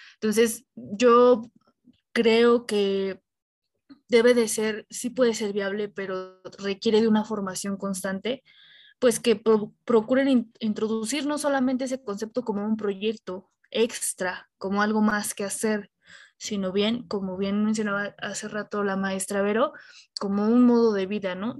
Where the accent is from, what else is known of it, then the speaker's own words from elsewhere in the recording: Mexico; esa parte cultural que nos caracteriza como, como mexicanos